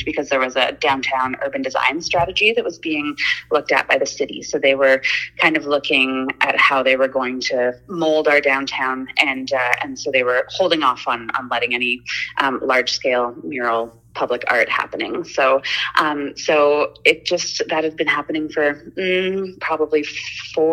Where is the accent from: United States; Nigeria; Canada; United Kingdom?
Canada; Nelson, British Columbia; I'm really fortunate to have been born and raised in Nelson